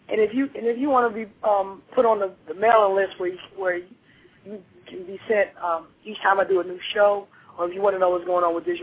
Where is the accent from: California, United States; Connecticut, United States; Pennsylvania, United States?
Pennsylvania, United States; Philadelphia; moved away; I'm originally from Philadelphia, and that's where all my family is.